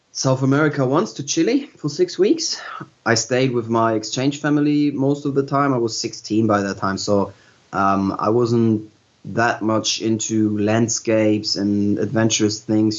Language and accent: English; Hamburg, Germany; I'm originally from Hamburg, and I've been growing up in Hamburg as well